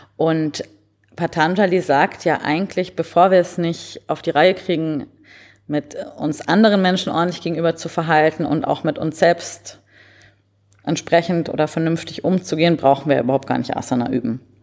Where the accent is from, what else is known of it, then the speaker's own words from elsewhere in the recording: Munich, Bavaria, Germany; moved away; also born or lived in Berlin; ich bin ursprünglich aus München